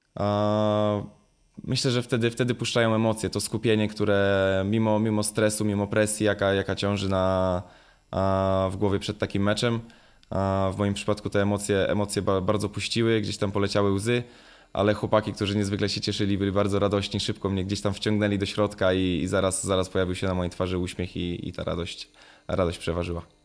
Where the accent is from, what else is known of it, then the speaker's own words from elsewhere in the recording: Jawor, Lower Silesian Voivodeship, Poland; moved away; Ja też czasami będąc w, w rodzinnym Jaworze